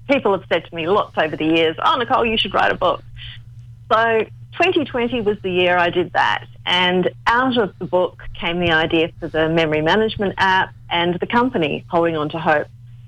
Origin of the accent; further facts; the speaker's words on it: Australia; born there; I'm Australian born, but I've got, Yugoslav and...